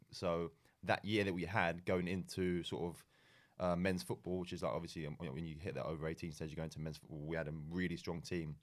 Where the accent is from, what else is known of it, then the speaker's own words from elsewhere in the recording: England, United Kingdom; moved away as an adult; also born or lived in Malaysia; growing up in England